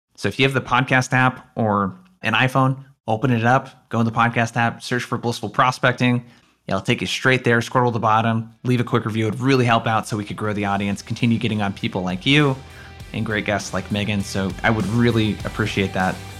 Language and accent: English; Oregon, United States; I grew up in Oregon.